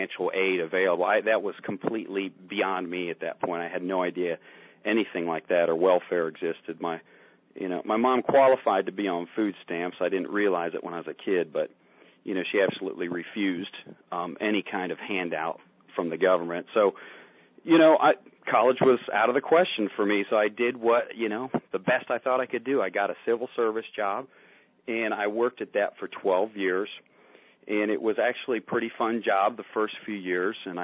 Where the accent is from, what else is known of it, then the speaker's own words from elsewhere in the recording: Barberton, Ohio, United States; I grew up in Barberton, Ohio, which is a working class town